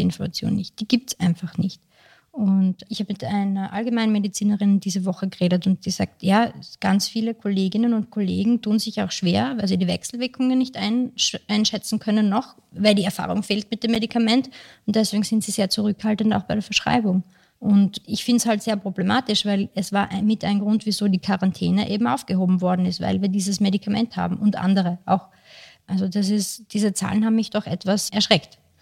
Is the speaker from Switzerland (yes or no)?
no; Austria; Bei uns in Österreich